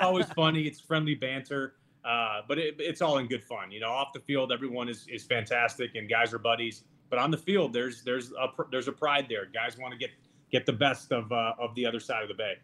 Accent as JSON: {"language": "English", "town": "Chicago", "region": "Illinois", "country": "United States", "tie": "born or raised there", "said": "I grew up in Chicago. That's where I am yeah. right now"}